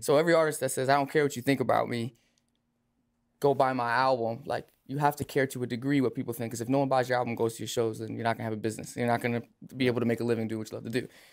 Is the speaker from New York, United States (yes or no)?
yes; Lake Grove, New York, United States; I'm from Long Island, from Lake Grove